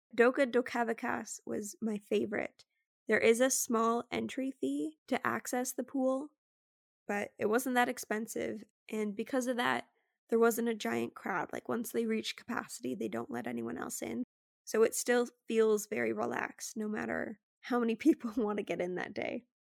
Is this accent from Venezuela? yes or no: no; Canada; me being Canadian